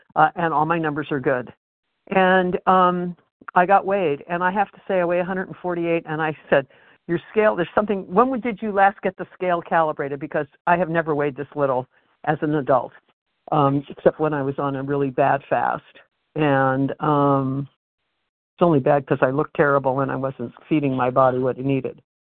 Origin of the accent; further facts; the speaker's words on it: West Coast, United States; I am from the West Coast